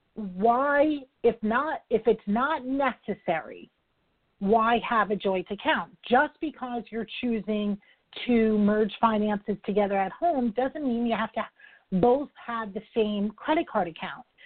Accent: New York, United States; I'm a New Yorker

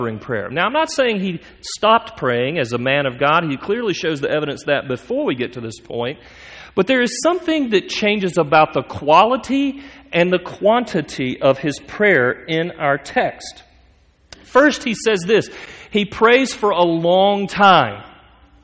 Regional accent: United States; as Americans, especially as us American men

